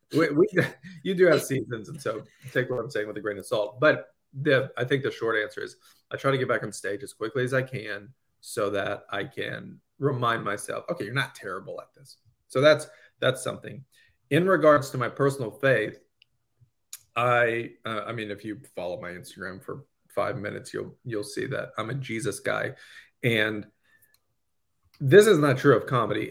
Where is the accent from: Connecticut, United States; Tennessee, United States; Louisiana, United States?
Louisiana, United States; growing up in Louisiana